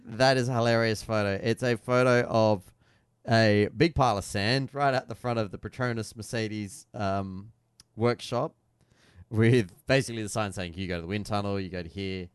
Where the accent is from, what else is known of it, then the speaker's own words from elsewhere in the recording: Australia; As an Aussie